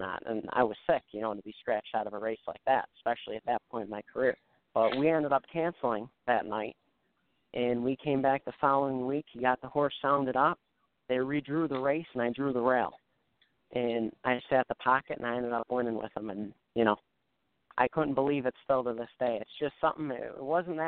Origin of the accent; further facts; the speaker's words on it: Buffalo, New York, United States; growing up in the Buffalo area